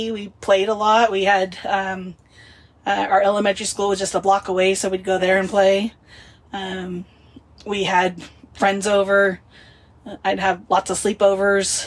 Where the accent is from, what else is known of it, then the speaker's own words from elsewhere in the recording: Wenatchee, Washington, United States; I was born in Wenatchee, Washington, which is right in the smack dab middle of the state.